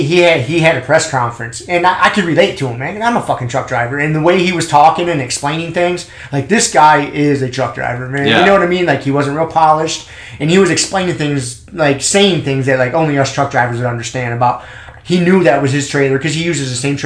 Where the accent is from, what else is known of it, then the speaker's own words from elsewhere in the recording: United States; I'm an American